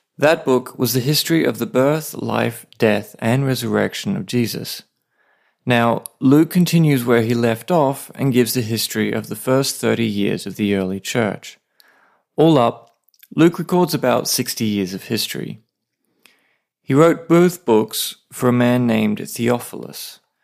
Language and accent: English; Australia; now in Saipan, Northern Mariana Islands; I'm an Aussie writer and pastor living with my wife on a tiny island called Saipan